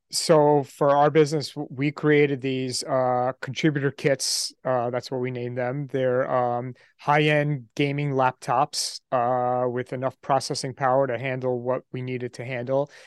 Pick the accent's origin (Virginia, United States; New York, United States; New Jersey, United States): New York, United States; I grew up in New York